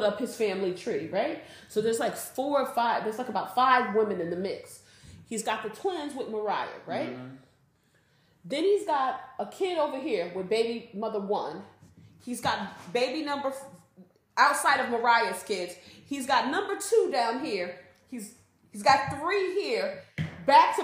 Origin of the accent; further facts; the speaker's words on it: East Coast, United States; I'm from the East Coast